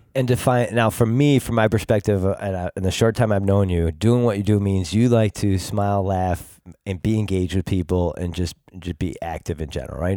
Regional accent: Greece, New York, United States; we both grew up in the Greece, each same town

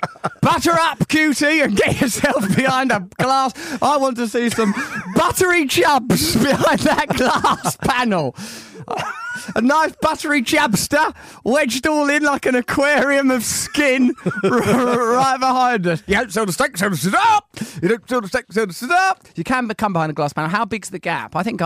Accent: Sidcup, London, United Kingdom; That's what I always used to say when I was a little girl growing up in Sidcup

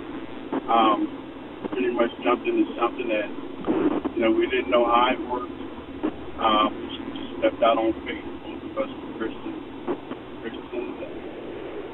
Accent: Maryland, United States; I was born here in Maryland

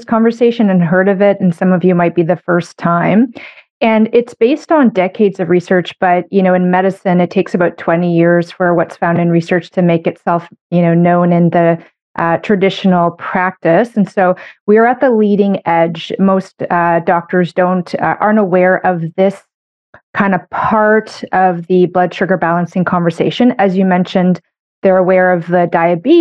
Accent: Canada; I'm a Canadian medical doctor

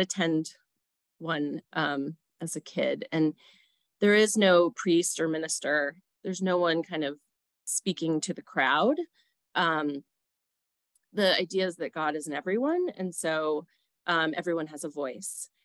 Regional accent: New York City, New York, United States; now in Aurora, United States; I grew up in New York City in a place called Stuyvesant Town

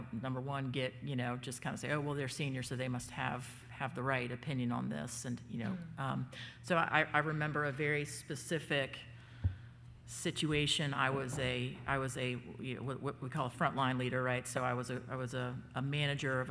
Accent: Southeast, United States; I grew up in the Southeast

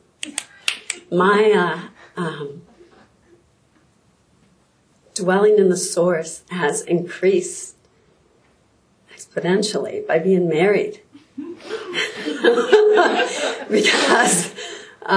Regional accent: Midwest, United States; I grew up in the Midwest, near the Mississippi River

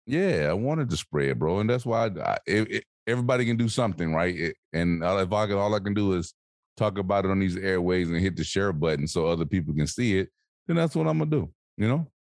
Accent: Alabama, United States; moved away; the further I'm away from Alabama, man, the further away I'm away from home. Like when I go home, I'm connected.

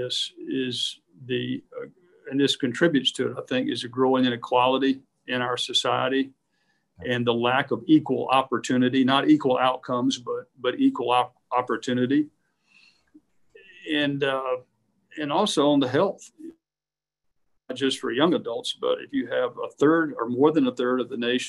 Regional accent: United States

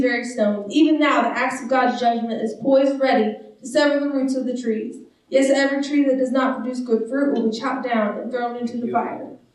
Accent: United States; I'm a disciple before I'm an American

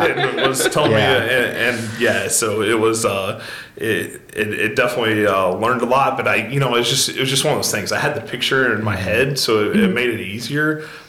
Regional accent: Marion, Illinois, United States; So I've lived in Marion my whole life. So yes, from a long time ago. We won't talk about the year, but you know, I was born here, stayed here.

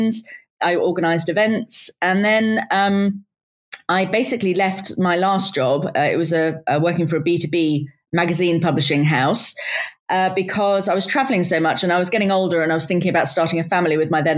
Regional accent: United Kingdom; I was born and raised just outside of London

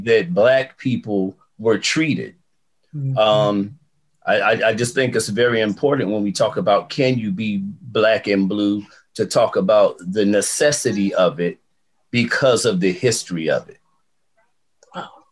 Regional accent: Fayetteville, North Carolina, United States; also born or lived in Fort Bragg; Growing up in Fayetteville, the military was just every day.

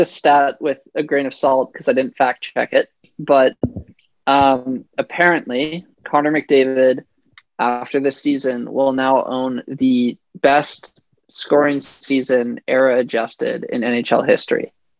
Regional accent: Canada; I grew up as a Canadian hockey fan

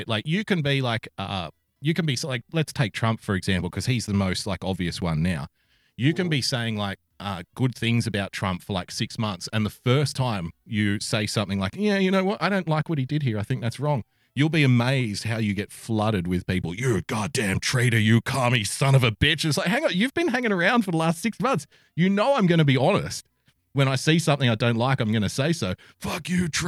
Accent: Sydney, New South Wales, Australia; he's a Westie like myself. So, you know, culturally, we probably understand each other on an unspoken level. Put it that way. We're both from Western Sydney

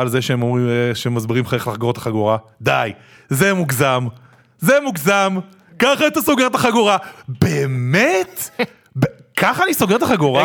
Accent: Israel; also born or lived in Tel Aviv / New York; אנחנו בתור ישראלים

